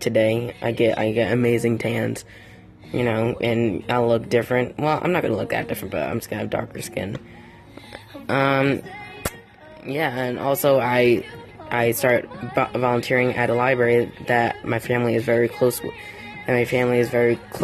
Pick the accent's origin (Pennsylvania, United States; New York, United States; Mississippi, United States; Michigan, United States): New York, United States; I'm from New York